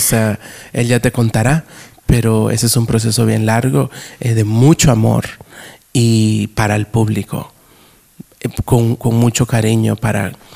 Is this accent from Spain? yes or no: no; New York, United States; moved away; also born or lived in Guatemala; cuando yo crecí en Nueva York en el teatro, porque yo empecé haciendo teatro en Nueva York